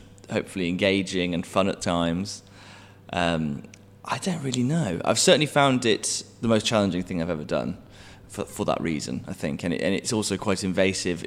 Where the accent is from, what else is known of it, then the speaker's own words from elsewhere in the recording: West Midlands, United Kingdom; I'm from the West Midlands